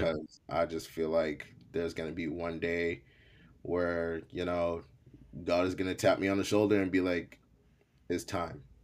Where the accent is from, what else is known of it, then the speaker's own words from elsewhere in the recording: Malden, Massachusetts, United States; first language English; also born or lived in Haiti; grew up in the projects for a little bit until I wanna say I was around, like, seven years old, then we moved into a middle class home, uh, out in Malden, Massachusetts